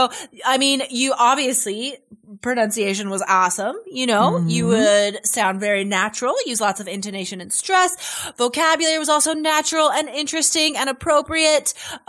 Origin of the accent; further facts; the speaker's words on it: Carson City, Nevada, United States; now in Portland, United States; So I grew up in Carson City, Nevada, which is a small town. I think it's like, I don't know. It was seriously like 50,000 people when I lived there. It's bigger now